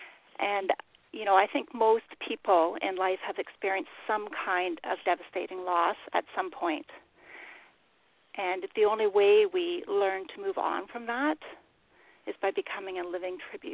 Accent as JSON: {"language": "English", "country": "Canada", "said": "I'm Canadian."}